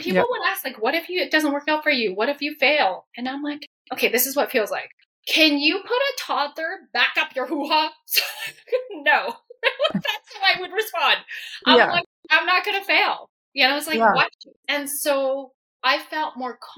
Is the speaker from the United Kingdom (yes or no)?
no; Canada; I am Chinese Canadian. So I'm first generation Chinese Canadian. So my parents are from Hong Kong